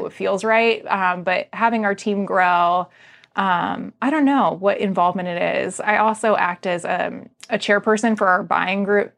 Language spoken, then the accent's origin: English; Arlington, United States; also born or lived in Percival; I grew up in Arlington